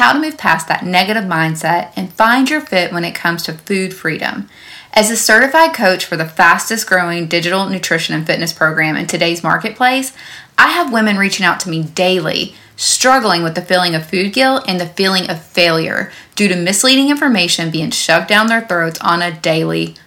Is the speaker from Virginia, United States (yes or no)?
no; Owensboro, Kentucky, United States; my hometown of Owensboro, Kentucky